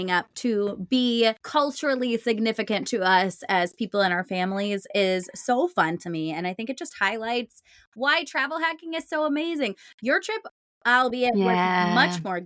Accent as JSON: {"language": "English", "town": "St. Louis", "region": "Missouri", "country": "United States", "said": "I come from St. Louis."}